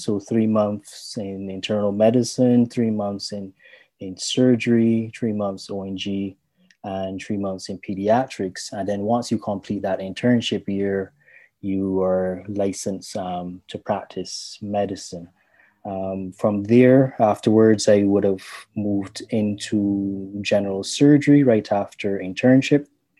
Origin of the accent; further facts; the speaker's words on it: Barbados; also born or lived in Jamaica; I'm from Barbados.